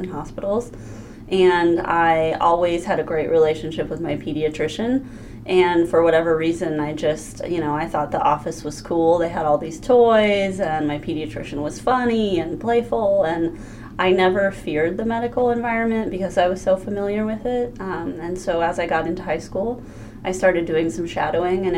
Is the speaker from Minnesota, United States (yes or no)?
no; Omaha, Nebraska, United States; moved away as an adult; now in Crawford County, United States; I'm originally from Omaha, Nebraska, not too far from here.